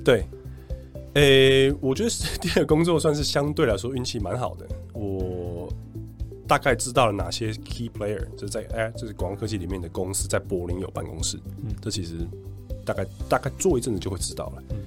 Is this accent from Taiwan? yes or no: yes; Taiwan; moved away as an adult; also born or lived in Berlin; 我在离开台湾之前没有任何的英文环境